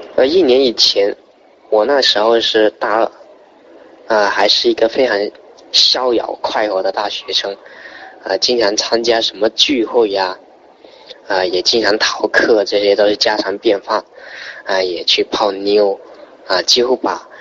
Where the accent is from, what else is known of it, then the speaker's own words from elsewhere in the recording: Zhanjiang, Guangdong, China; 来自广东湛江，是一个三线的城市